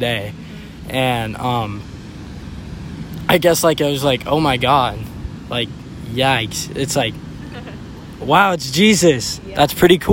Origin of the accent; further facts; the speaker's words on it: Murrieta, California, United States; I am from Murrieta, California